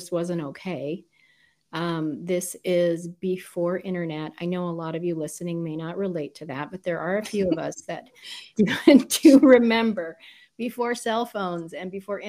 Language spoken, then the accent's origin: English; Southern United States, United States; When you move about every 2 years of your childhood, you don't really know where you're from. But majority of it, I grew up in southern states. So I say I'm a southern girl.